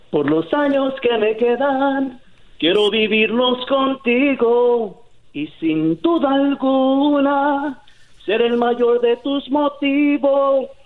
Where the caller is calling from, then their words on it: Garden Grove, California, United States; Hablo de aquí de la ciudad de Garden Grove.